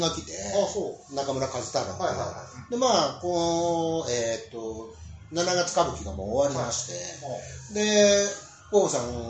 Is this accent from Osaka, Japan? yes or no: yes; Matsubara, Osaka, Japan; 南大阪で生まれ育っとる